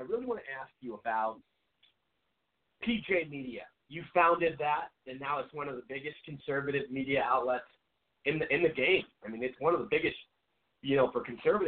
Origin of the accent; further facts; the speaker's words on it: Seattle, Washington, United States; moved away as an adult; now in Phoenix, United States; I'm originally from Seattle, so I grew up in a very liberal area